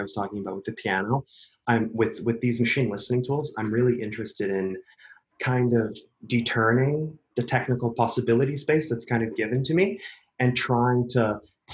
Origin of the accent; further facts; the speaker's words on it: Vancouver, British Columbia, Canada; moved away as an adult; also born or lived in Berlin / United States; I'm born and raised in Vancouver, Canada, which is where I am right now